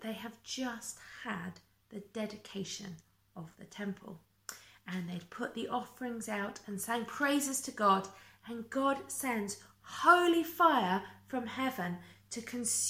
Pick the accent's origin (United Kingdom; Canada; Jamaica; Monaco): United Kingdom; also born or lived in Essex; us being British